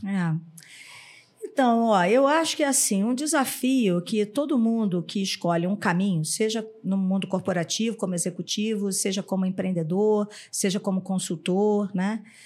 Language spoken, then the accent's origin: Portuguese; Rio de Janeiro, Brazil; now in São Paulo, Brazil; sou carioca